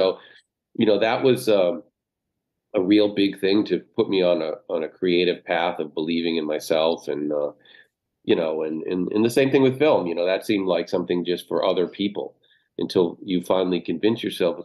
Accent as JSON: {"language": "English", "town": "Haverhill", "region": "Massachusetts", "country": "United States", "tie": "born or raised there", "moved": "yes", "said": "growing up in Haverhill, you know, it's like we said, it's a small town in Massachusetts"}